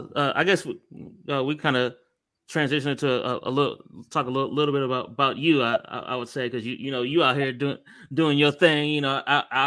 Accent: Ohio, United States; now in Dallas, United States; Yeah, I'm from Ohio.

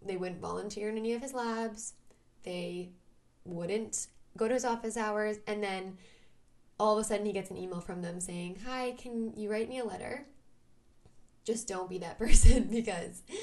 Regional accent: Vancouver, British Columbia, Canada; I'm from Vancouver, Canada

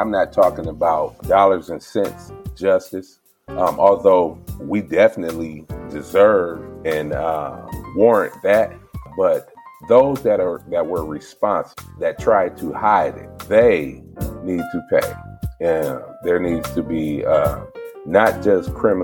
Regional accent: Flint, Michigan, United States; born and raised in Flint

